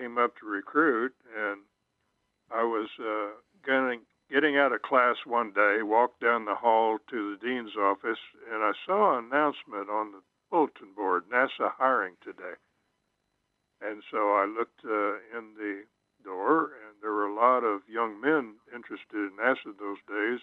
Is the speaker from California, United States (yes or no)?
no; Oklahoma, United States; growing up in Oklahoma